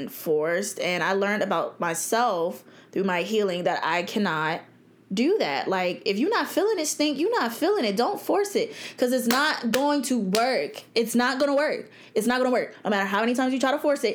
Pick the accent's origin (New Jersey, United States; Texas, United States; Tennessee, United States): New Jersey, United States; now in Virginia Beach, United States; I grew up in New Jersey